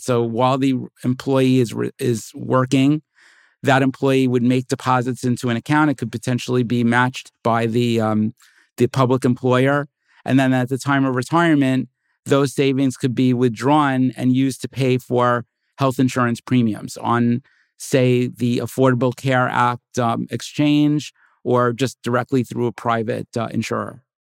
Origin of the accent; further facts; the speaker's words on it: California, United States; I'm a Californian